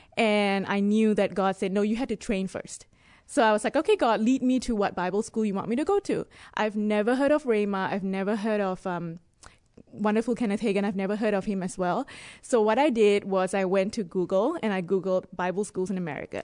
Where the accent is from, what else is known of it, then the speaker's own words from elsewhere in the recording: Singapore; moved away as an adult; also born or lived in Dubai; I was born in Singapore, and I lived in Dubai before this.